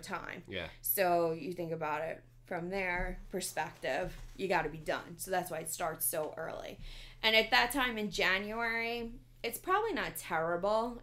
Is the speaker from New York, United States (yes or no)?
yes; New York City, New York, United States; I grew up in the Bronx.